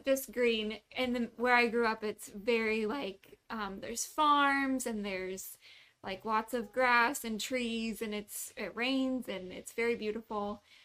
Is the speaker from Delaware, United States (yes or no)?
no; Kansas, United States; first language English; moved away as an adult; also born or lived in Omaha, Nebraska / Iowa; now in Tijuana, Mexico; we moved around a little bit when I was younger, but for the most part I grew up in Kansas.